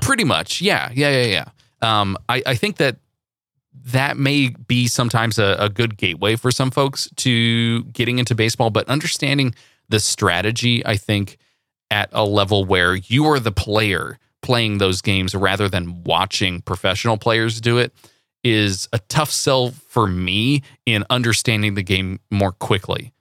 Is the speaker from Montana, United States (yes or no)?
no; Central Valley, California, United States; I grew up in the Central Valley